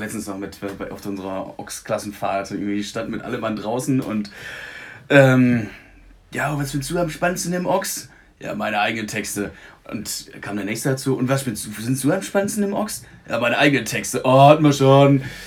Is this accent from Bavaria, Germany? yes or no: no; Münsterland, North Rhine-Westphalia, Germany; moved away as an adult; auf dem Land, wo ich herkomme. Und ähm, da war dann ne, tatsächlich, ich wohne jetzt seit zehn Jahren nicht mehr